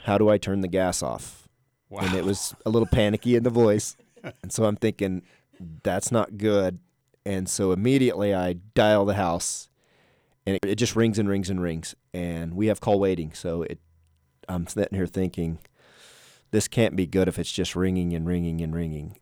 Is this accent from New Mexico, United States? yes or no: yes; southeastern New Mexico, United States; moved away; I grew up in New Mexico, southeastern New Mexico